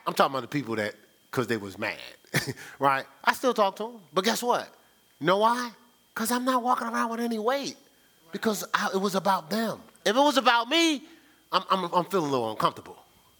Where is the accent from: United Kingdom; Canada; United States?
United States; Newark, New Jersey; because I grew up in Newark, New Jersey.